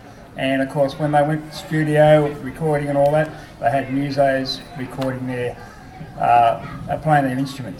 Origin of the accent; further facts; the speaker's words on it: Sydney, New South Wales, Australia; child of the 60s, grew up in Sydney